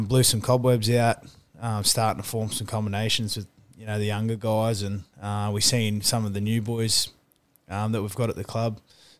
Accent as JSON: {"language": "English", "town": "Mareeba", "region": "Queensland", "country": "Australia", "tie": "born or raised there", "said": "Growing up in Mariba"}